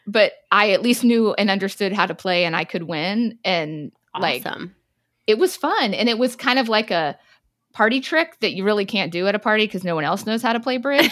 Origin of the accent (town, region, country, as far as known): South Texas, United States; born or raised there